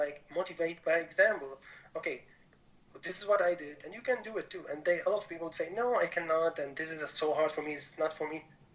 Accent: Damascus, Damascus Governorate, Syria; moved away as an adult; also born or lived in Mannheim, Germany; now in Germany; I was born and raised in Damascus, Syria, so far from Germany where I'm now.

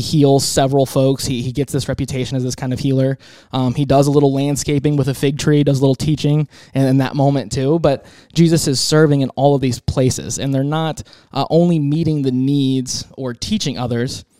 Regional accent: Tampa, Florida, United States; now in Texas, United States; I'm from Tampa originally

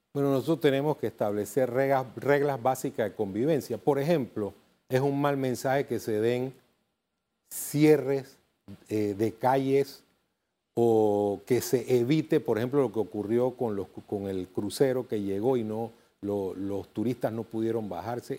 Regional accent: Panama; Somos panameños

